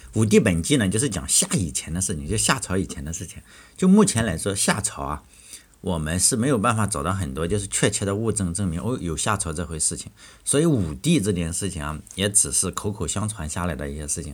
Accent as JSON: {"language": "Chinese", "region": "Shandong", "country": "China", "tie": "born or raised there", "said": "我老家是山东"}